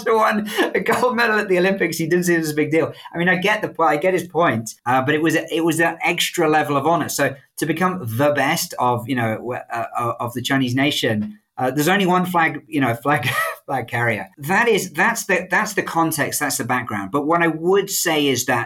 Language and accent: English; United Kingdom; moved away; as a Brit